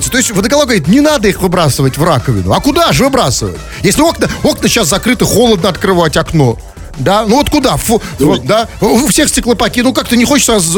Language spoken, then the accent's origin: Russian; Saint Petersburg, Russia; Понимаете, я как петербуржец, я... Э, нет, я на это пойти не могу.